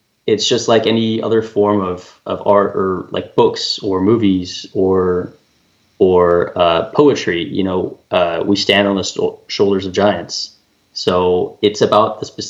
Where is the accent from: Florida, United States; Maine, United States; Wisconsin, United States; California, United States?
California, United States; I'm from California